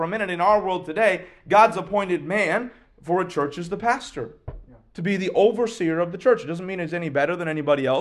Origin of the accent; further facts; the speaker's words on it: United States; I'm an American